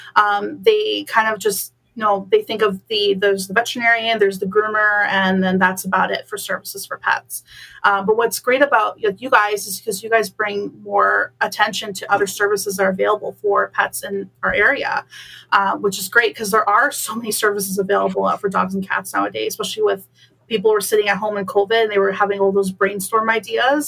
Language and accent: English; Bolton, Ontario, Canada; moved away as an adult; now in Waterloo, Canada; I'm originally from Bolton